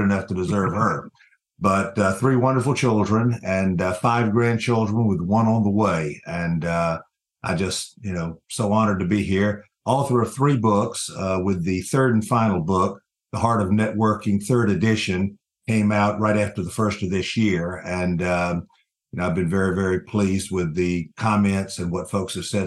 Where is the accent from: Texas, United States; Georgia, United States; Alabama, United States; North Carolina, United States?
Georgia, United States; Columbus; moved away as an adult; now in Atlanta, United States; I grew up involved in the community growing up in Columbus, Georgia, where my mom and dad moved after I was born, and then moved back to Atlanta to my home roots in 1979